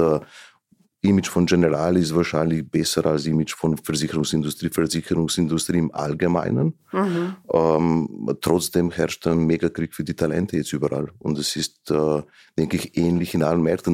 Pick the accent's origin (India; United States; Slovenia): Slovenia; German is a second language; moved away as an adult; now in Vienna, Austria; wurde in Slowenien geboren und mhm. habe auch die ersten Jahre, ne, die, die bis zur Mittelschule in Slowenien gelebt